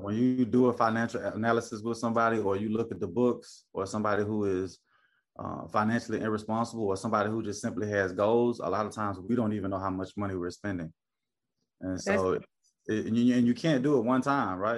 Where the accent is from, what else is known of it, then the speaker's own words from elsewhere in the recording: Memphis, Tennessee, United States; moved away as an adult; now in Charleston, United States; born and raised in Memphis, Tennessee